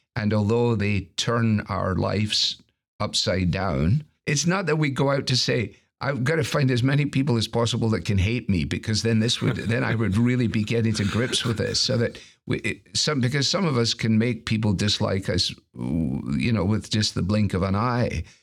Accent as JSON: {"language": "English", "region": "Scotland", "country": "United Kingdom", "said": "as a Scot"}